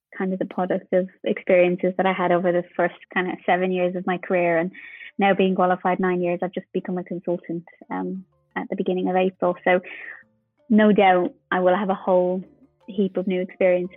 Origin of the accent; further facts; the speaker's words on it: Ireland; being Irish